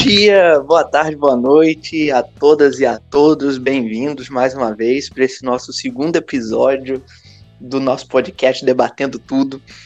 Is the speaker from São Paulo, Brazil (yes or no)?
no; Rio de Janeiro, Brazil; eu nasci no Rio